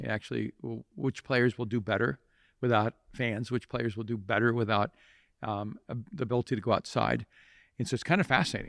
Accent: El Salvador; which I grew up in El Salvador.

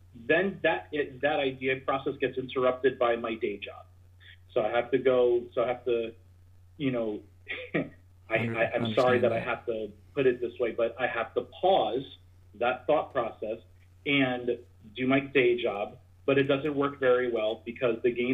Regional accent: New Jersey, United States; I'm from New Jersey.

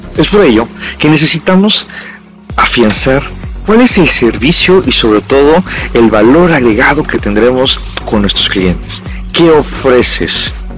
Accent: Mexico; como buenos mexicanos

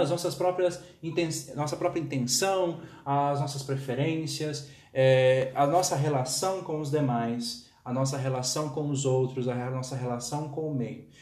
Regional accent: São Paulo, Brazil; accent: paulista caipira; now in Campina Grande, Brazil; eu sou de São Paulo, tenho uma experiência na escola pública em São Paulo com todas as suas seus problemas. Agora estou aqui na rede pública da Paraíba

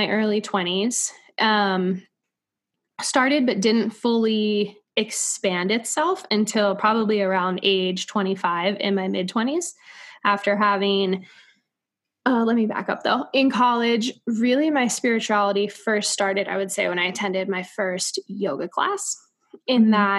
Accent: coast of North Carolina, United States; moved away as an adult; also born or lived in St. Augustine, Florida / New York City; I grew up on the coast of North Carolina

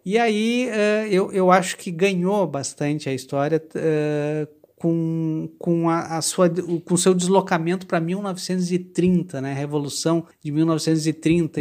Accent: Porto Alegre, Rio Grande do Sul, Brazil; eu sou de Porto Alegre, nasci na safra de 1965

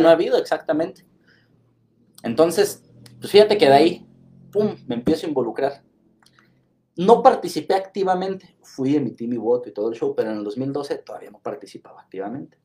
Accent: Ciudad Hidalgo, Michoacán, Mexico; soy de Ciudad Hidalgo

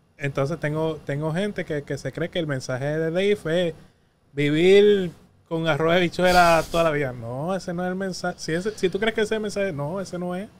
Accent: Patillas, Puerto Rico; now in San Juan, Puerto Rico; yo vengo del barrio Jaguar de Patilla

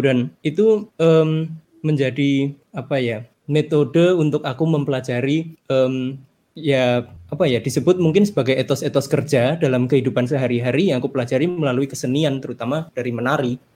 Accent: Java, Indonesia; now in Yogyakarta, Indonesia; Identitas budaya pertama-tama tentunya saya sebagai orang Jawa

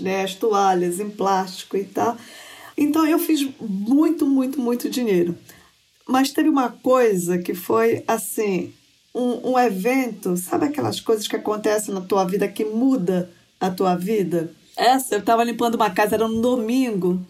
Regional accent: Belém, Pará, Brazil; moved away as an adult; also born or lived in Brasília; now in United States; Eu nasci em Belém do Pará

